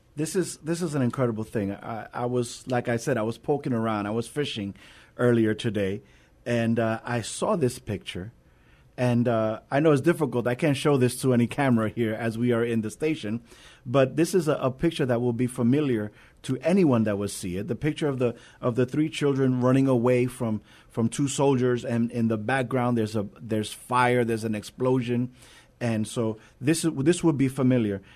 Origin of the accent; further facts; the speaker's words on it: New York, United States; now in San Antonio, United States; I am originally from New York